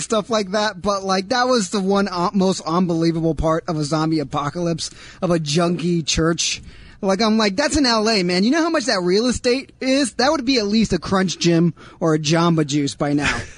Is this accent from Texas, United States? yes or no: no; Los Angeles, California, United States; I'm from Los Angeles. I was born and raised in the city of Angels